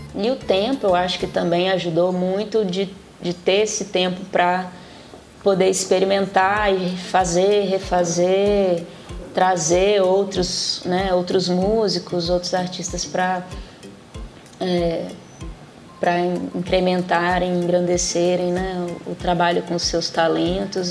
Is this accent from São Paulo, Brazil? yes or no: no; Vitória, Espírito Santo, Brazil; moved away as an adult; now in Belo Horizonte, Brazil; Quando eu saí de Vitória